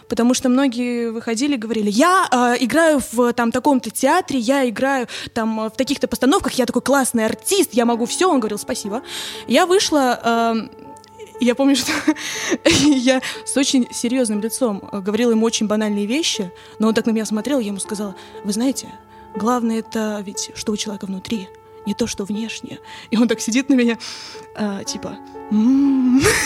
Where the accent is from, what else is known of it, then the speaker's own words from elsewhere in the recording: Kaliningrad, Kaliningrad Oblast, Russia; я родилась в городе Калининград